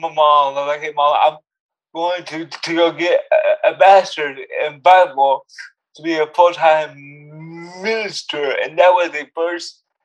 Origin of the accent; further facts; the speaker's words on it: United States; also born or lived in Oklahoma / Texas; now in Hollywood, United States; I'm half from Oklahoma, half from Texas, and they would respond, oh, it's no wonder you speak so slow